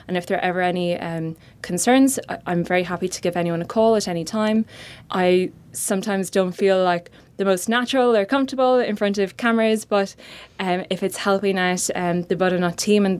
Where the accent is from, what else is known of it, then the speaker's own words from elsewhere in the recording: Cavan, Ulster, Ireland; accent: Irish; moved away; I'm Irish, as you can hear, and grew up in a very, very beautiful part of Ireland called Cavan